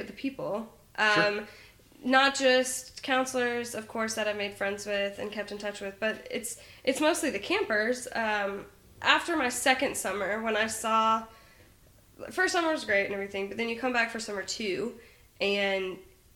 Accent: Mississippi, United States; I'm from Mississippi

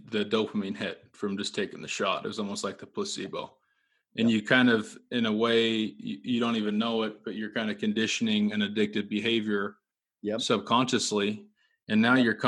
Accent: Utah, United States; I grew up in Utah

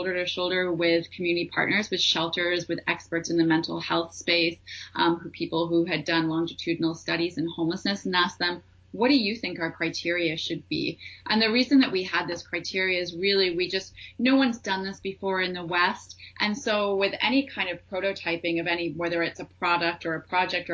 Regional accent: Ottawa, Ontario, Canada; also born or lived in India; now in Vancouver, Canada; I'm from Ottawa

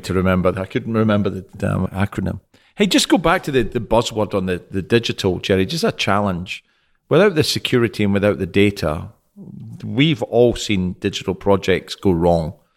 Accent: Scotland, United Kingdom; moved away as an adult; now in Houston, United States; Scottish, based in Houston for the last two years

